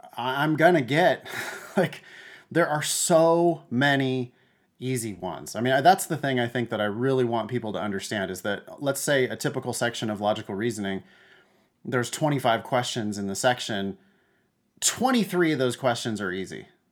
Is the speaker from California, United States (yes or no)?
yes; Central Valley, Northern California, United States; I grew up in the Central Valley of Northern California